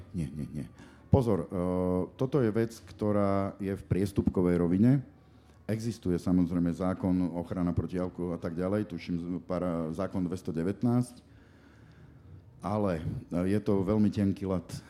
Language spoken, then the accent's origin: Slovak; Košice, Košice Region, Slovakia; moved away as an adult; now in Bratislava, Slovakia; som Košičan a som na to hrdý